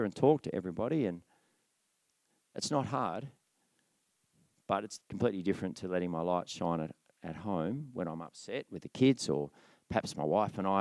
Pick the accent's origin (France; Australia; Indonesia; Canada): Australia; Tasmania; I was born in Tasmania